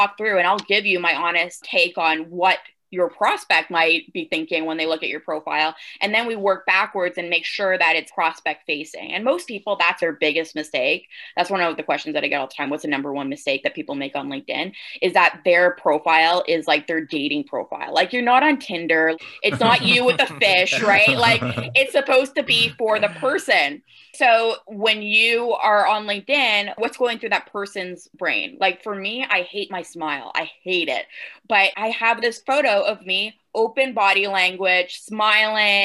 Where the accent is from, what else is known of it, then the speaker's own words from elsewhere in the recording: Canada; accent: Canadian; the Canadian came out there with the about.